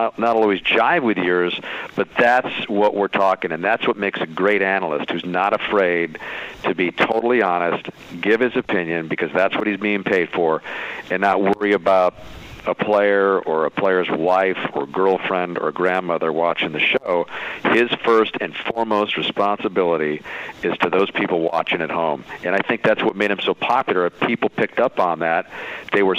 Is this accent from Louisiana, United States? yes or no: no; Tucson, Arizona, United States; I played in basketball leagues around town where I grew up in Tucson, Arizona